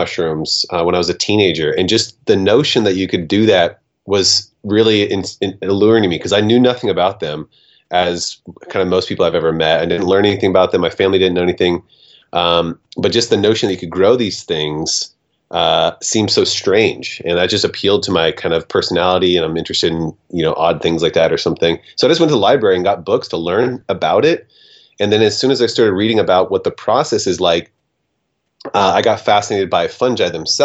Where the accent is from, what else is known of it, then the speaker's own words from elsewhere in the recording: Portland, Oregon, United States; I am in my hometown of Portland, Oregon